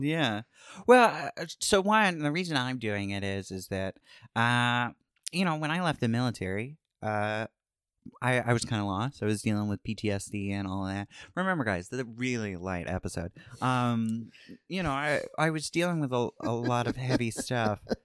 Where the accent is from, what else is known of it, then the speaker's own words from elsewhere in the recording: Starke, Florida, United States; moved away as an adult; also born or lived in California; I can say I'm from Jacksonville, but I'm from Stark